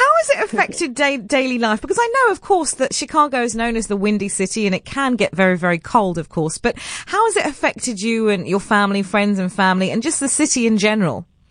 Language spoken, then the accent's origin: English; England, United Kingdom; growing up in England